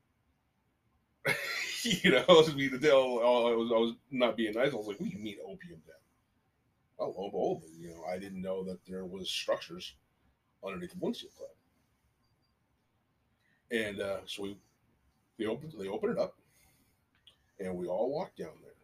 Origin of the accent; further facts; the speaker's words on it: Philippines; moved away; I was born in the Philippines